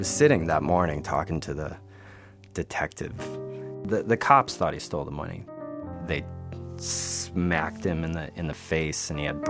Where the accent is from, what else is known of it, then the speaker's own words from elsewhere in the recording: Albuquerque, New Mexico, United States; now in New York City, United States; I grew up in Albuquerque